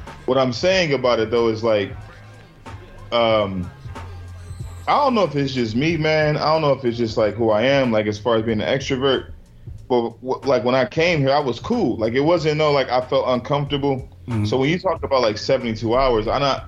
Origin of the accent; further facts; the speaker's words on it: United States; moved away; I'm from America